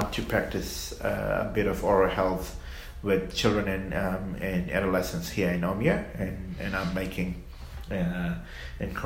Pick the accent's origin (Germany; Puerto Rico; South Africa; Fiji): Fiji; moved away as an adult; also born or lived in New Zealand; now in Australia; I grew up in Fiji